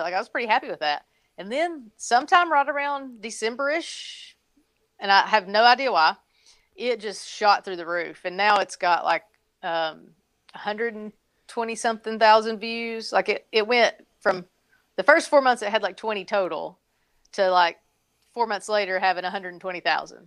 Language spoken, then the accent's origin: English; Tennessee, United States; now in North Carolina, United States; I grew up in Tennessee